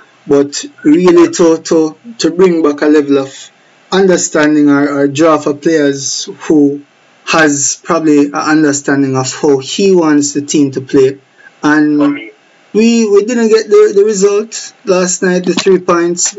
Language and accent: English; Jamaica; us as the Jamaican public